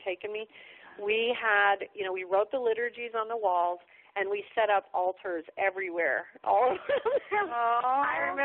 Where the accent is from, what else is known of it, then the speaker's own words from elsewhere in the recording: Ohio, United States; also born or lived in California; I was born in California, but, you know, I grew up in Ohio